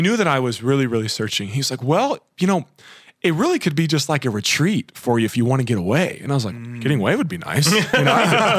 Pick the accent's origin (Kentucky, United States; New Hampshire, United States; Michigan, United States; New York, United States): Kentucky, United States; moved away as an adult; also born or lived in Boston; I grew up in Kentucky my whole life